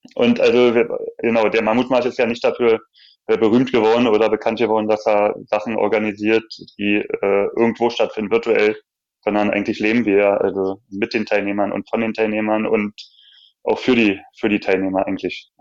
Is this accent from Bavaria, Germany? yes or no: no; Berlin, Germany; als Berliner die Stadt, also in- und auswendig